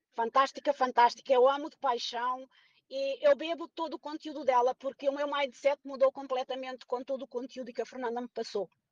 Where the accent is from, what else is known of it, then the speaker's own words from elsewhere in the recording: Portugal; Eu sou portuguesa, tenho 61 anos